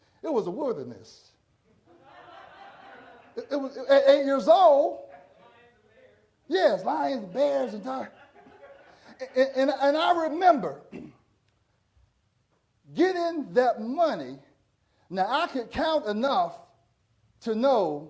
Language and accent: English; Portsmouth, Virginia, United States; When I grew up in Portsmouth, Virginia